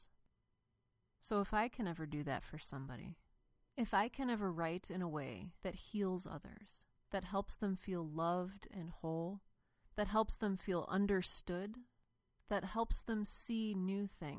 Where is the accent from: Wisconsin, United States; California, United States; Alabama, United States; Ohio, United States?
Ohio, United States; Cleveland; I grew up in Cleveland, and my dad was a pastor